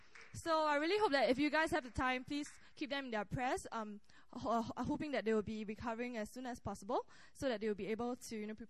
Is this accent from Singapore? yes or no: yes; Singapore; now in Korea; from Singapore. So I just want to share a bit of a testimony of myself. So before I came to Korea, I wanted to know, like, what am I here for?